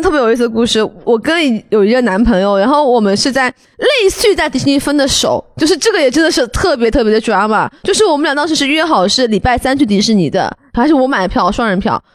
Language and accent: Chinese; China; 我，中国人